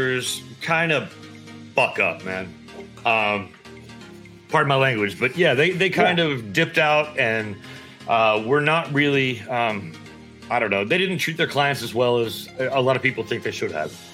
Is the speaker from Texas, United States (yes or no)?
yes; Texas panhandle, United States; I grew up in Texas, up in the panhandle, and I grew up like painting fences, stringing barbed wire, working longhorns